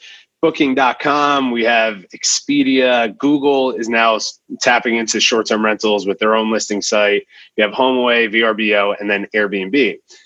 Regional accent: New Jersey, United States; moved away; I'm originally from New Jersey.

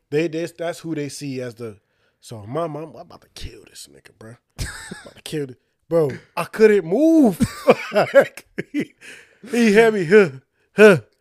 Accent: Union, New Jersey, United States; moved away as an adult; also born or lived in Irvington, New Jersey; now in South Jersey, United States; we lived Like, in Union

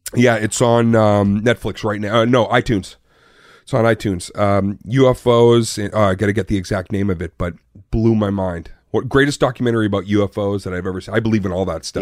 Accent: Arlington, Massachusetts, United States; Born and raised in Arlington, Massachusetts

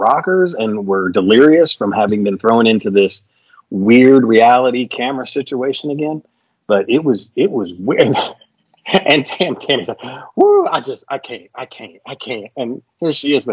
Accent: Kentucky, United States; I was from Kentucky

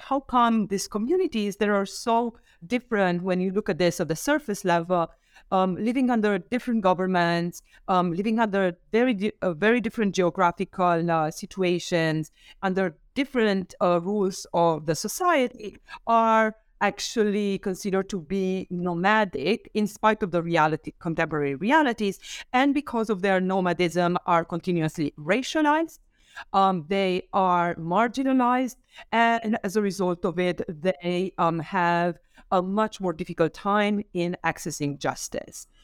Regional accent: Romania; now in New York, United States; I came from Romania originally and right now I'm based in, um, New York

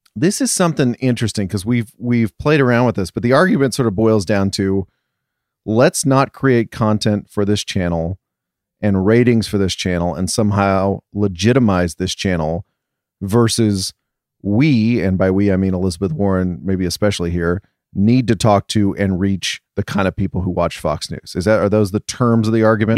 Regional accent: England, United Kingdom; moved away; I'm coming from England

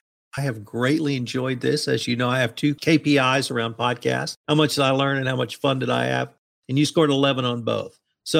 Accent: Texas, United States; I'm a Texan.

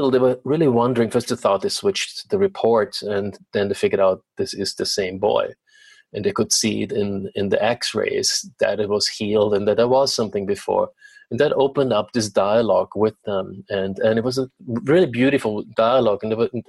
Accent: Vienna, Austria; moved away as an adult; now in Los Angeles, United States; growing up in Vienna and studying there

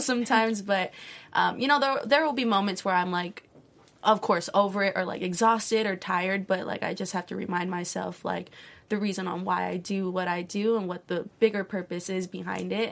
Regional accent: Hawaii, United States; growing up in Hawaii, it's such a small island

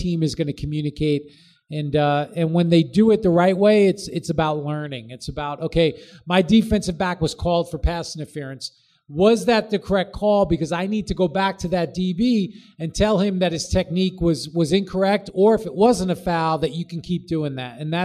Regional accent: New York, United States; I grew up in New York

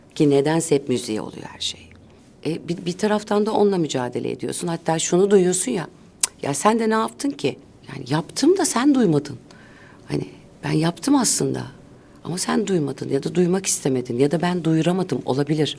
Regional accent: Ankara, Turkey; Ben çocukluğumu o anneannemle, dedemle, babamla, annemle geçirdiğim yılları ailece biz her cuma ailece Kurtuluş Parkı'na giderdik

